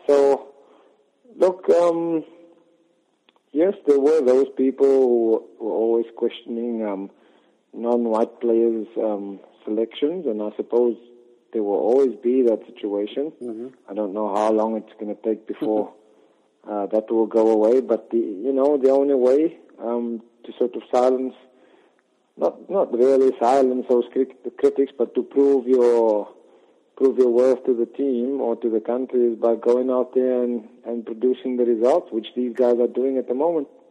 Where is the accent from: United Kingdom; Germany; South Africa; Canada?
South Africa; Port Elizabeth, Eastern Cape; where I grew up in Port Elizabeth